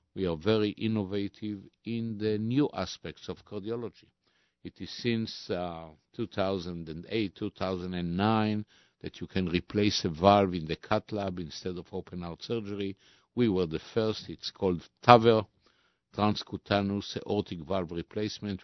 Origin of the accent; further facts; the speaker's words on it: Tel Aviv, Tel Aviv District, Israel; I was born in Israel a few weeks after the Declaration of Statehood back in, uh, nineteen forty-eight. And, uh, I was raised, uh, in Tel Aviv.